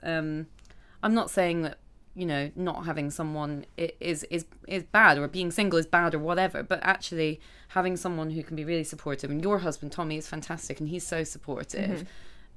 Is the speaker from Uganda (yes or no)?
no; Scotland, United Kingdom; now in London, United Kingdom; I grew up in Scotland, and all mm-hmm. my family are up there